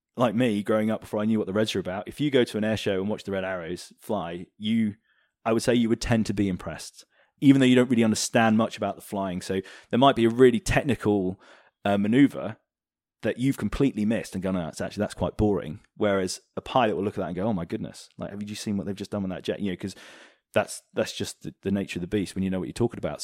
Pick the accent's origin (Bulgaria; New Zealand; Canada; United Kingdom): United Kingdom; We're, we're very British